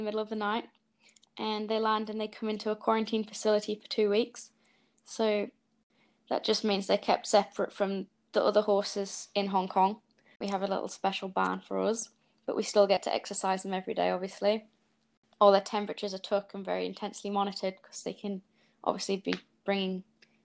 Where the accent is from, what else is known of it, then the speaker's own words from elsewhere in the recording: Yorkshire and the Humber, United Kingdom; moved away as an adult; now in New Zealand; I'm 24 and I'm originally from Yorkshire, but for the last 5.5 years, I've been living in New Zealand